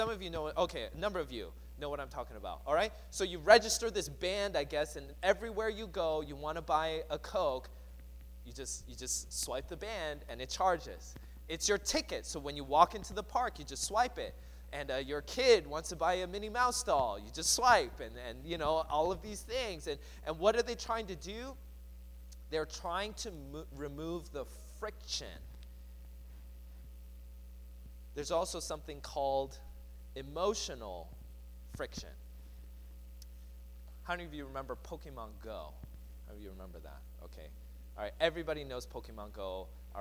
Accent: Seattle, Washington, United States; I grew up in the Seattle area, and so there was a mall kind of close to where I lived

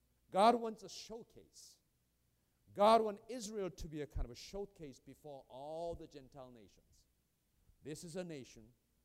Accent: South Korea; now in United States; I'm a Korean by birth. And I'm American by choice.

